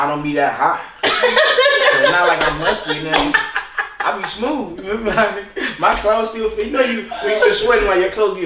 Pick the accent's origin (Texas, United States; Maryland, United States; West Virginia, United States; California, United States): California, United States; moved away; I'm from California